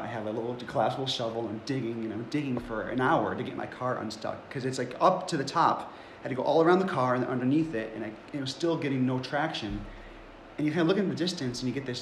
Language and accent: English; Cleveland, Ohio, United States; moved away as an adult; also born or lived in Buffalo, New York; And I grew up in Cleveland